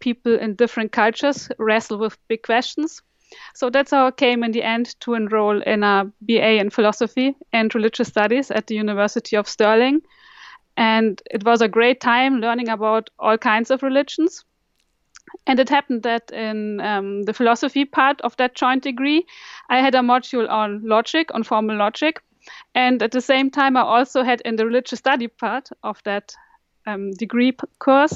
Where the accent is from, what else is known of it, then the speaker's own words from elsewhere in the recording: Bavaria, Germany; also born or lived in United Kingdom; now in Münster, Germany; I grew up in Bavaria, which is a largely Catholic area